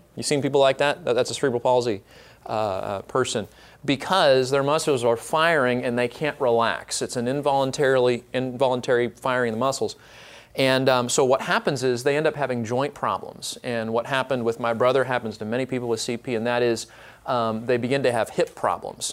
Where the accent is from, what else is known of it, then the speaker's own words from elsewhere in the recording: Orange County, California, United States; now in Dallas Fort Worth area, United States; I am from Orange County